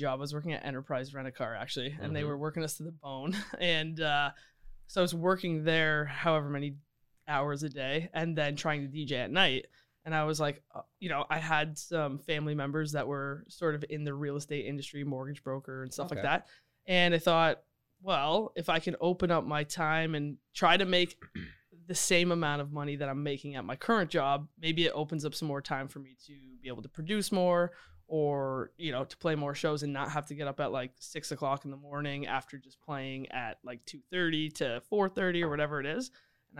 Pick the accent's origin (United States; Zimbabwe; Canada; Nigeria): Canada; London, Ontario; now in Toronto, Canada; I moved to Toronto because I was actually DJing. And I'm from London, Ontario originally.